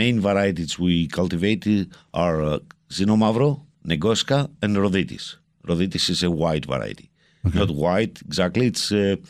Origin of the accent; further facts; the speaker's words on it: Goumenissa, Central Macedonia, Greece; First of all, I'm from North Greece.